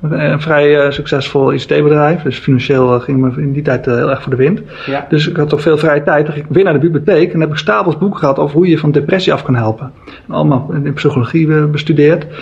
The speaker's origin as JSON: {"language": "Dutch", "town": "Alkmaar", "region": "North Holland", "country": "Netherlands", "tie": "born or raised there", "said": "en daar ben ik opgegroeid in Alkmaar."}